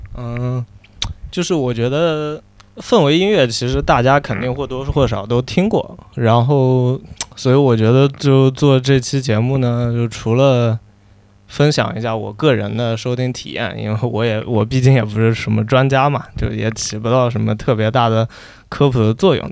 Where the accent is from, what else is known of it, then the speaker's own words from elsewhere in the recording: China; 我作为一个中国人